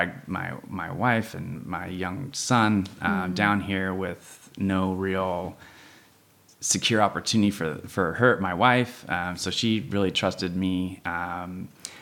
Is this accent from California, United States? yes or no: yes; San Luis Obispo, California, United States; also born or lived in Davis, California / Austin, Texas; I grew up here in San Luis.